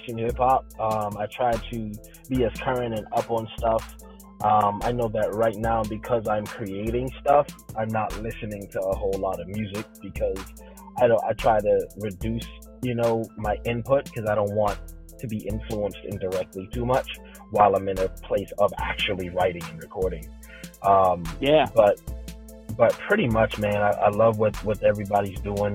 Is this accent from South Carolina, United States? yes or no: yes; South Carolina, United States; I'm from South Carolina